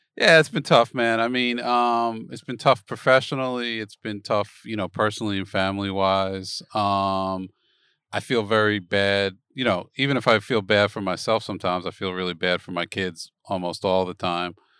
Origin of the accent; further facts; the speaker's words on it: Philadelphia, Pennsylvania, United States; moved away; I'm originally from Philadelphia